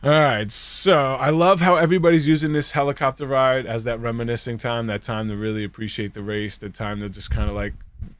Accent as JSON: {"language": "English", "region": "New York", "country": "United States", "said": "I'm from New York"}